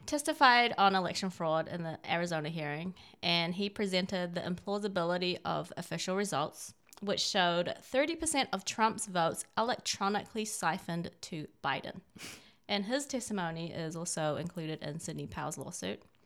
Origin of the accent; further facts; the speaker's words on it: China; now in United States; I, I'm Chinese. I was born in China